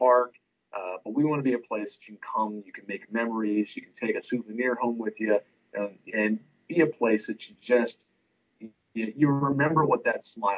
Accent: Trenton, New Jersey, United States; moved away; I'm from Trenton, New Jersey

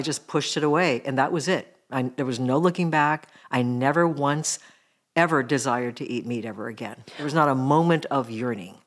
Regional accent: Mill Valley, California, United States; born or raised there; also born or lived in Japan

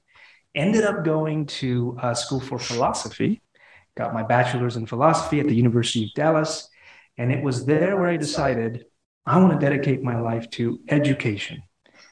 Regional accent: Honduras; now in Fort Worth, United States; I'm from Honduras.

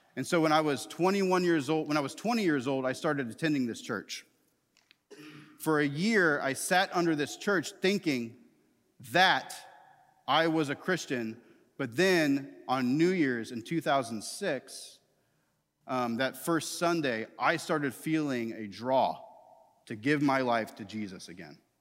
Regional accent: Tallahassee, Florida, United States; I grew up in Tallahassee, Florida

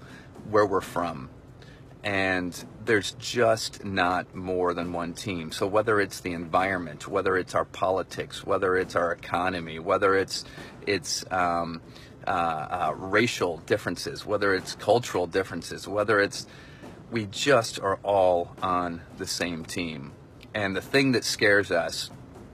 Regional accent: Michigan, United States; I grew up in Michigan

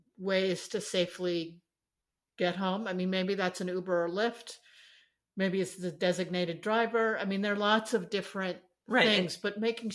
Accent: New York, United States; now in San Francisco, United States; I grew up in New York where the subway was free

